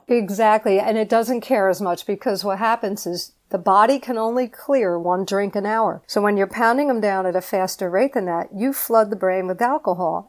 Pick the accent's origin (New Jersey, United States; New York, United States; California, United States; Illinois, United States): New Jersey, United States; I'm from Jersey